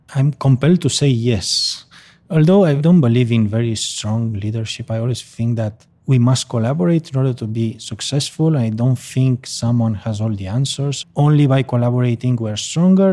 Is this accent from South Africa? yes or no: no; Barcelona, Catalonia, Spain; a memory clinic in my hometown in Barcelona